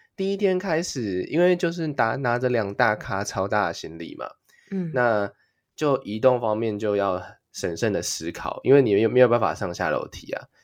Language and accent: Chinese; Taiwan; moved away as an adult; now in Japan; 顺口用那个日语跟大家讲说我是台湾人这样子